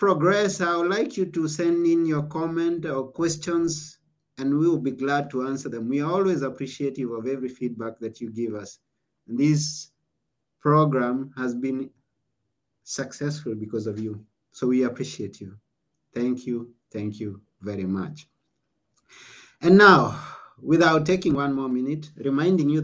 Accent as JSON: {"language": "English", "country": "Kenya", "tie": "born or raised there", "said": "I was born in Kenya"}